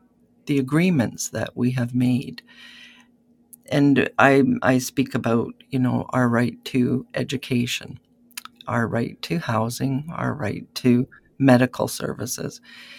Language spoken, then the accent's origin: English; Keeseekoose First Nation, Saskatchewan, Canada; I am from Kisakus First Nation, which is a Saulteaux community on the Saskatchewan side of the Saskatchewan-Manitoba border, about halfway down the province. And our people have been there for many years. I am from the Bear Clan